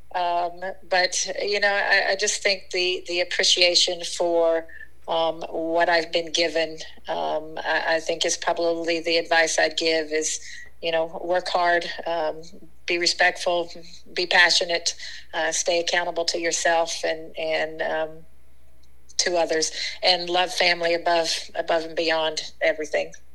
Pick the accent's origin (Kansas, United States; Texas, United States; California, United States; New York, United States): Kansas, United States; western; moved away; got to play for my first uh, middle school team uh, in my little tiny town in western Kansas.